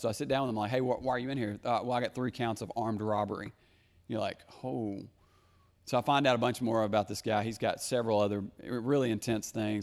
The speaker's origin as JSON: {"language": "English", "town": "Conway", "region": "Arkansas", "country": "United States", "tie": "born or raised there", "also_born_or_lived": "central Wisconsin", "said": "I grew up in Conway as a young person"}